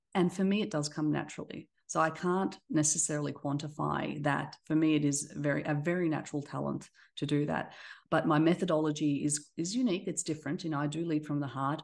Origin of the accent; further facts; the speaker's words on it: Australia; accent: Australian; moved away as an adult; also born or lived in Black Sea coast; now in Dallas, United States; I have an Australian accent, so I was raised in Australia. I was born on the coast of the Black Sea, so an immigrant once, and then now I live in Dallas